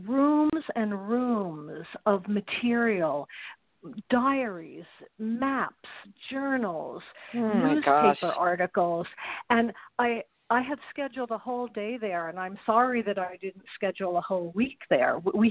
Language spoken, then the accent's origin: English; New York, United States; moved away as an adult; now in American West, United States; I'm a New Yorker, you know, mm-hmm. who lived in the West since 1978.